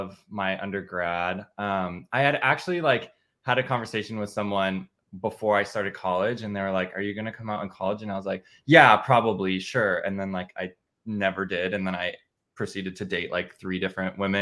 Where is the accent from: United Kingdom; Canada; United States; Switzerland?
United States; Midwest; I grew up in the Midwest.